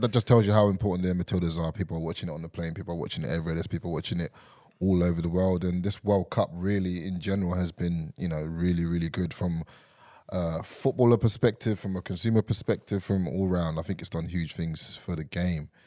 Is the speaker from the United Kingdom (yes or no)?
yes; England, United Kingdom; now in Australia; I'm English